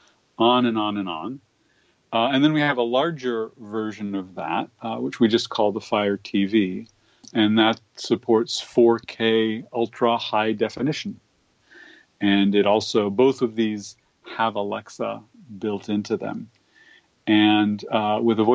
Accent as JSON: {"language": "English", "town": "Berkeley", "region": "California", "country": "United States", "tie": "born or raised there", "said": "I grew up in Berkeley, California"}